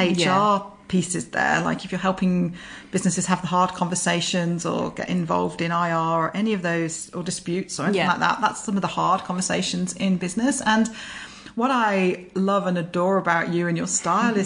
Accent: United Kingdom; also born or lived in North Wales (family); now in Brisbane, Australia; we were from the same place in the UK

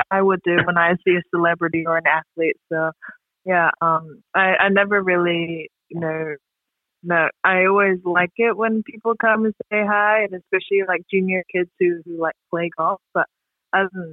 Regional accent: New Zealand; growing up in New Zealand.

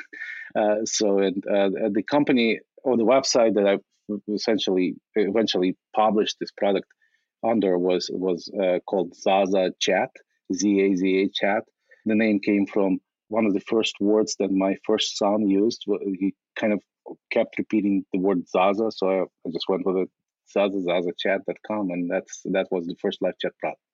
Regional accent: Ukraine; moved away as an adult; now in United States; in 1997, I immigrated from from Ukraine uh, as a refugee

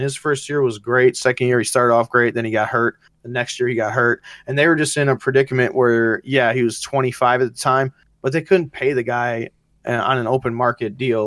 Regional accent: Wisconsin, United States; I still am a Packers fan because it's my home, my home, it's my hometown

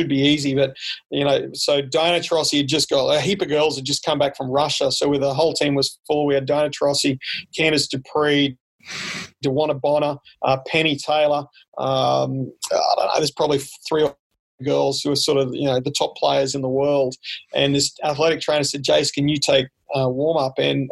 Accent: Brisbane, Queensland, Australia; moved away as an adult; also born or lived in Bundaberg; now in Pullman, United States; I'm from Brisbane

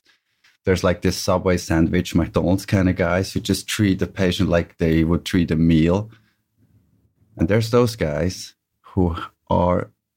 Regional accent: Bern, Switzerland; I'm from Switzerland, Bern

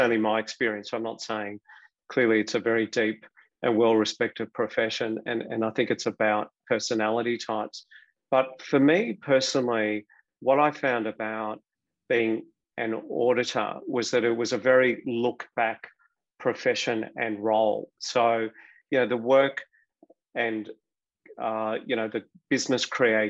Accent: Melbourne, Victoria, Australia; I grew up, I was educated in Melbourne, studied at Monash University

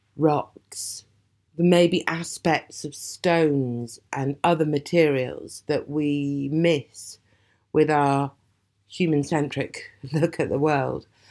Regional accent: Aberdeen, Scotland, United Kingdom; moved away; I was born and brought up in Aberdeen

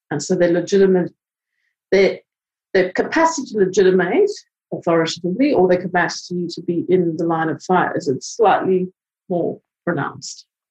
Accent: South Africa; moved away; I come from South Africa

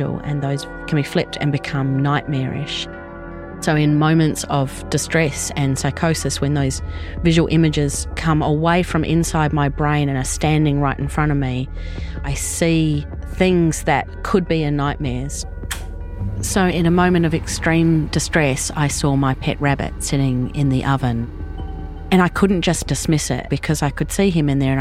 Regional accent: Australia; moved away as an adult; now in New Zealand; I was born in Australia and moved to New Zealand with my Kiwi husband when our son was about three

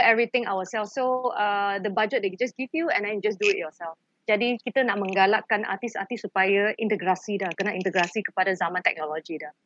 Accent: Malaysia; kita sebagai rakyat Malaysia

